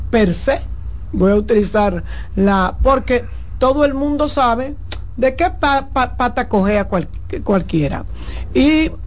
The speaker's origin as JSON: {"language": "Spanish", "country": "Spain", "said": "no me traduzca porque yo soy español, estoy hablando español"}